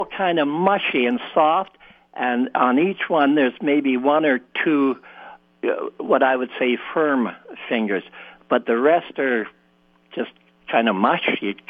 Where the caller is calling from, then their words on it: Winnipeg, Manitoba, Canada; I'm calling from the city of Winnipeg.